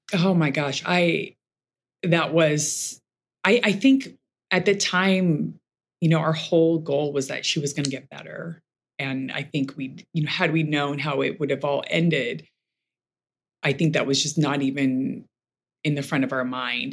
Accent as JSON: {"language": "English", "town": "Los Angeles", "region": "California", "country": "United States", "tie": "born or raised there", "lives_now": "Manhattan Beach, United States", "said": "I grew up in Brentwood, more in, in, West LA, so not not too far."}